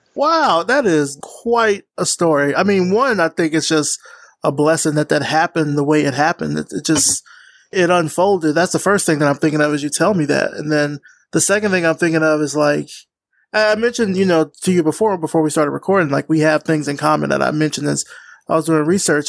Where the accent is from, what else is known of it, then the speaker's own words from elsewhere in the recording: Alabama, United States; moved away; also born or lived in Georgia; I'm from the South. I'm from Alabama. I went to school in Georgia